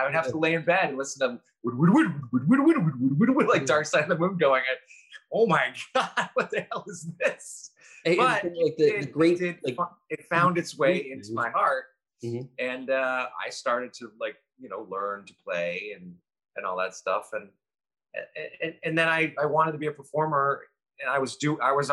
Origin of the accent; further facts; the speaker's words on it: Los Angeles, California, United States; also born or lived in Cleveland, Ohio; we moved from Cleveland to Los Angeles when I was three.